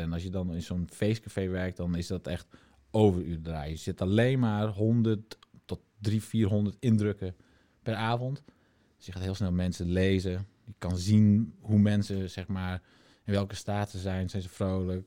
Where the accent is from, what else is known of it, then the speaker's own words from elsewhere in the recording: Friesland, Netherlands; moved away; toen wij nog in Friesland woonden... en mijn ouders hadden een mooie woonboerderij